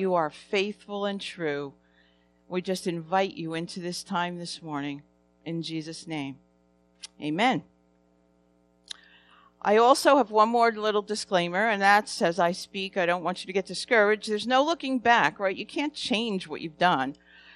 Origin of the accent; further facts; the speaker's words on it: New Jersey, United States; I'm from New Jersey. I have an accent